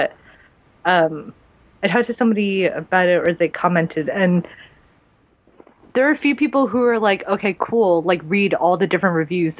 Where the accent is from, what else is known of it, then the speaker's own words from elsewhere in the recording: United States; I am Korean American.